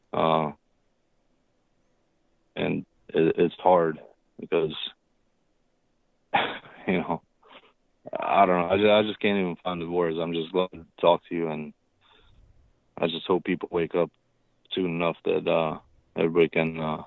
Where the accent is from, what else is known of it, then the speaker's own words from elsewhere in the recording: Romania; now in Virginia, United States; I'm immigrant from Romania. Been in this country since 1990